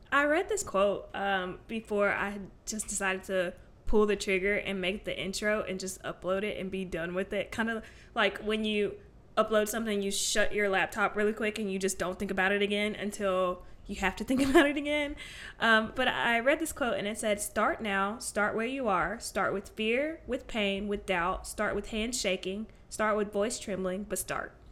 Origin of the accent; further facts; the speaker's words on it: Alabama, United States; I am from Alabama.